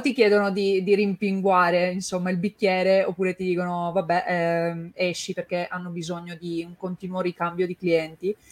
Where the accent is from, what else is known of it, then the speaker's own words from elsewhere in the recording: Turin, Piedmont, Italy; io sono di Torino anche